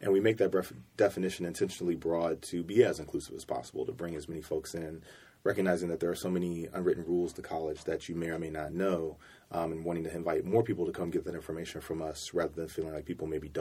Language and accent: English; Cincinnati, Ohio, United States; I'm originally from Cincinnati, Ohio